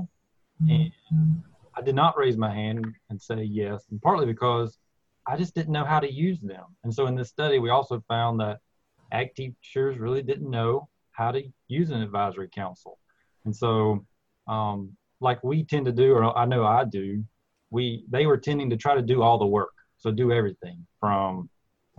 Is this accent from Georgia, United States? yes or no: yes; Georgia, United States; moved away as an adult; also born or lived in Florida; now in Tennessee, United States; I'm originally from Georgia, but I did my PhD at the University of Florida